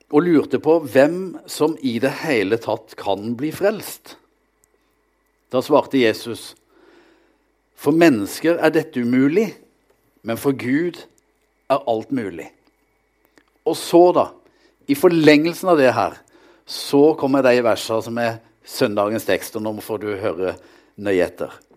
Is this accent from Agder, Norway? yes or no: yes; Vegårshei, Agder, Norway; moved away as an adult; now in Kristiansand, Norway; Jeg kommer fra ei skaubygd på Sørlandet, Vegårshei, der jeg vokste opp